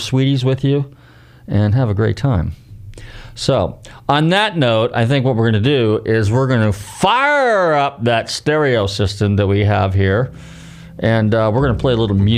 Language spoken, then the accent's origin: English; Bay Area, California, United States; now in Florida, United States; I'm from the Bay Area.